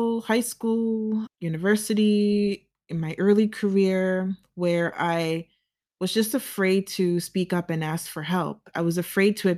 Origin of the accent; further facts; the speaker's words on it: United States; as a child growing up in the United States